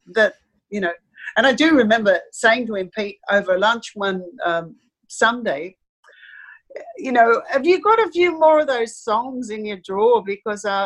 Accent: Australia; as an Australian

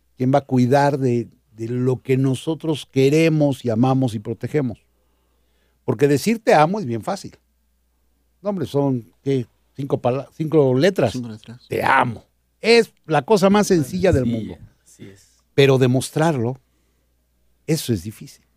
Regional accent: Mexico; Nosotros como mexicanos

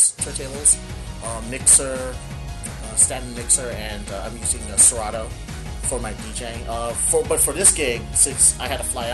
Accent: Las Vegas, Nevada, United States; I'm from Las Vegas, Nevada

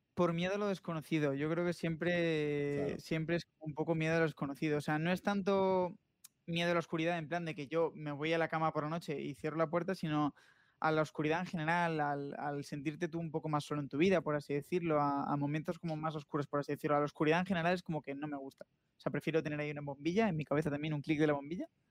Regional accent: Asturias, Spain; now in Madrid, Spain; Asturias, que es de donde yo soy

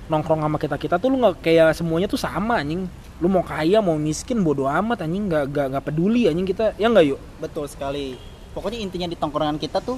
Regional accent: Bogor, West Java, Indonesia; kita kita emang kita orang Bogor kan lu, lu coba lu nongkrong nih di Bogor

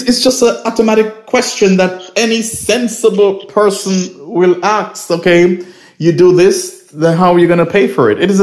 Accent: St. Kitts & Nevis; I'm from St. Kitts and Nevis

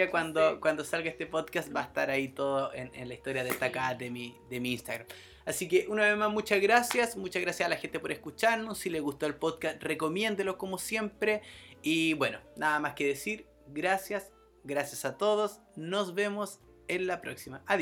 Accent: Chile; somos chilenos, porque todos lo hacemos lo mismo

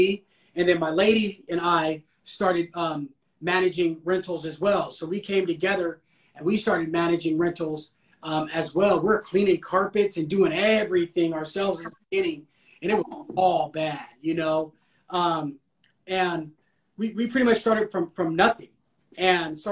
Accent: California, United States; I'm from Cali

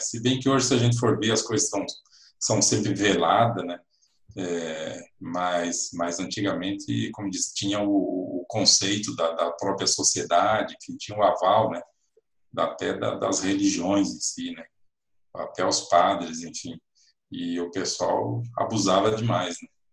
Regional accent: Cascavel, Paraná, Brazil; moved away as an adult; also born or lived in United States; now in Londrina, Brazil; saí lá da minha terra de Cascavel para vir aqui para o norte do Paraná

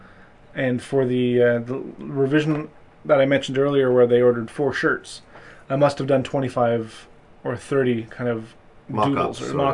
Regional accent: Canada; being a Canadian designer

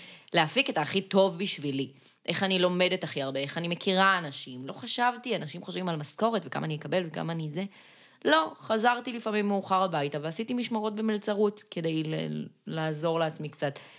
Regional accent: Gan Yavne, Central District, Israel; now in central Israel; במקור אני מגן יבנה.

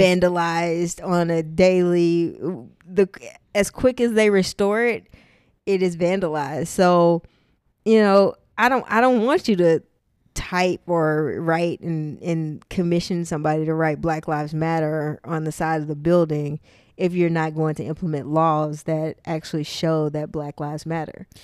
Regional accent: Tyler, Texas, United States; moved away; my hometown of Tyler, Texas

